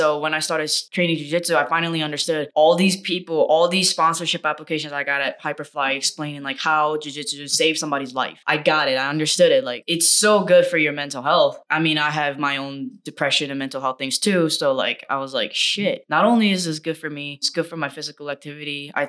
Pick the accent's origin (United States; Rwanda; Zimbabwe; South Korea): South Korea; I did kendo and I was exposed to like taekwondo because I grew up in Korea.